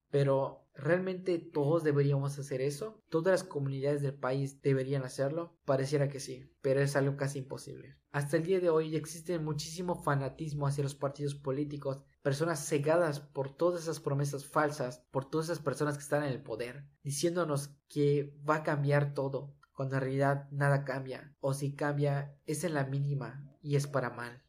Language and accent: Spanish; Yucatán, Mexico; soy orgullosamente yucateco